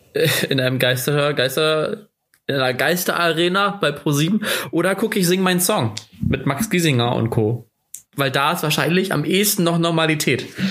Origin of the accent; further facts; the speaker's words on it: Germany; als Deutscher